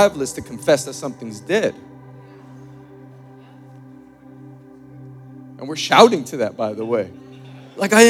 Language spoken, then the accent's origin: English; New York, United States; Born and raised in New York